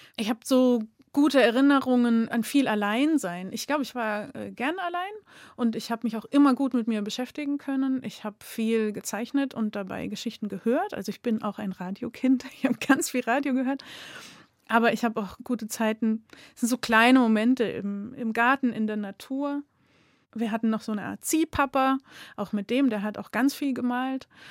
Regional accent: Munich, Bavaria, Germany; now in Augsburg, Germany; Ich bin in München aufgewachsen und bin aber jetzt Wahlschwäbin

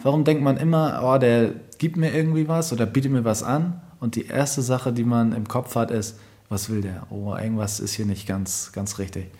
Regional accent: Germany; typischer Deutscher, ich bin zum Beispiel auch auf dem Dorf groß geworden

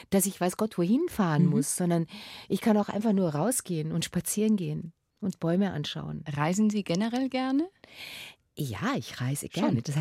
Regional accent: Munich, Bavaria, Germany; Also ich als Münchner Mädchen, ja, ich werde doch wohl mit Stöckelschuhen auf dem Kopfsteinpflaster rumlaufen können.

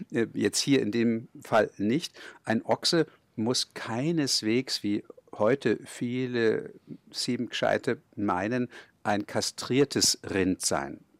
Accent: Kulmbach, Bavaria, Germany; ich bin ja in Kulmbach aufgewachsen

